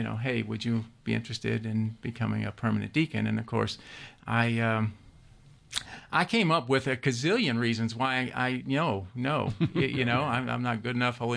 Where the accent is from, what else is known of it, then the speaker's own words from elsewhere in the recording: Louisville, Kentucky, United States; moved away as an adult; now in Georgia, United States; born and raised in Louisville, Kentucky